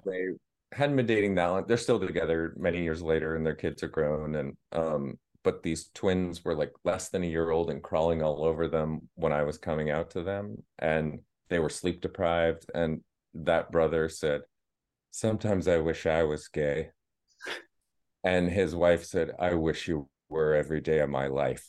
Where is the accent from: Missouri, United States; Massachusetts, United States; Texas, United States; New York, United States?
Massachusetts, United States; Boston; I said, "Boston."